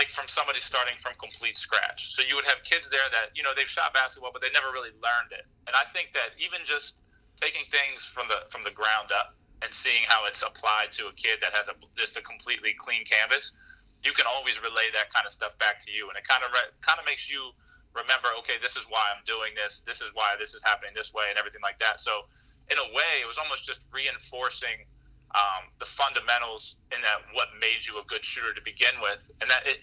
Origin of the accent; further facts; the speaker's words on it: Harrisburg, Pennsylvania, United States; also born or lived in Philadelphia; born and raised in Harrisburg, Pennsylvania